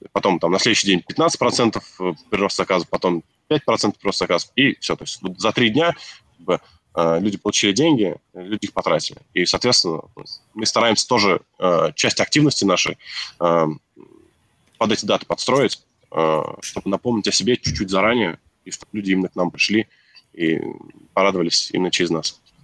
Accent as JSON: {"language": "Russian", "town": "Nizhny Novgorod", "region": "Nizhny Novgorod Oblast", "country": "Russia", "said": "мы сами из регионов, вот там Сергей из Архангельска, я из Нижнего Новгорода"}